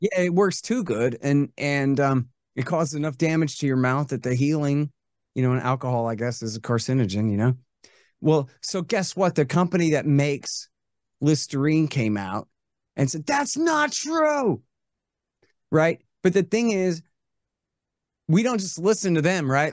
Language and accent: English; United States; I'm from here